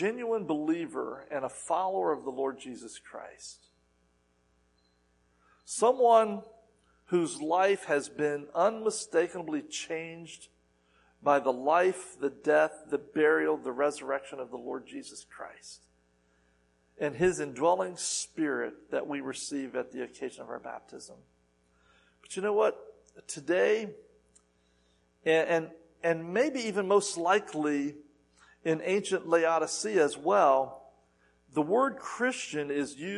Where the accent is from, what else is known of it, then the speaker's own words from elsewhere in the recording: the South, United States; I'm from the South